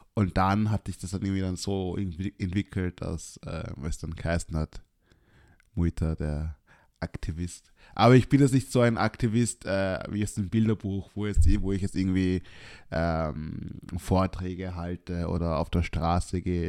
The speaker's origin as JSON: {"language": "German", "country": "Austria", "said": "als Österreicher mit schwarzer Hautfarbe"}